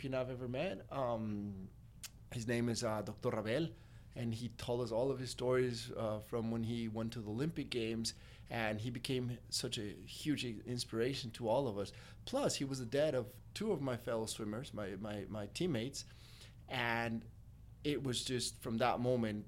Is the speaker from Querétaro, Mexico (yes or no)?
yes; Querétaro, Mexico; moved away as an adult; also born or lived in Mexico City, Mexico / San Miguel de Allende, Mexico; now in McAllen, United States; I grew up in San Miguel de Allende and Querétaro